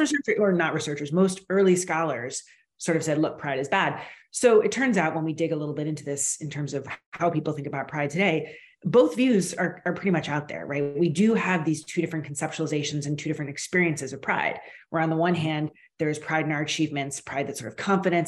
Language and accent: English; United States; now in Canada; I'm Canadian now, but I'm originally American